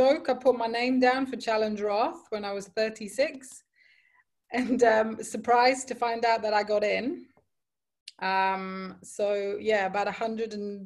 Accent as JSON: {"language": "English", "country": "Cyprus", "tie": "born or raised there", "moved": "as an adult", "lives_now": "Dubai, United Arab Emirates", "said": "I grew up in Cyprus, which is a very small island"}